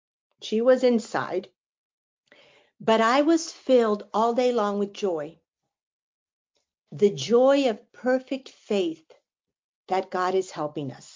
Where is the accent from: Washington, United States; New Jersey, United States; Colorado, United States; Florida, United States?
Florida, United States; Miami; I'm from Miami.